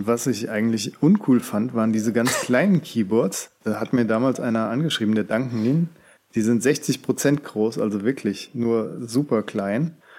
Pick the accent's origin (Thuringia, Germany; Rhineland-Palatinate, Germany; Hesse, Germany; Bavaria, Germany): Hesse, Germany; moved away; Kommen wir aus Hessen